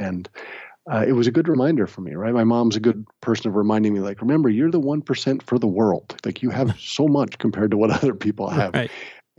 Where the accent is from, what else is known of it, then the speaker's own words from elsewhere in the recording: United States; moved away as an adult; now in Massachusetts, United States; Grew up in the New York, New Jersey area.